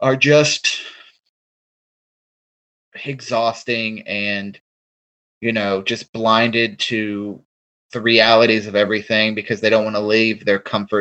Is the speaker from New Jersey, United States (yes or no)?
no; Charleston, West Virginia, United States; I grew up in Charleston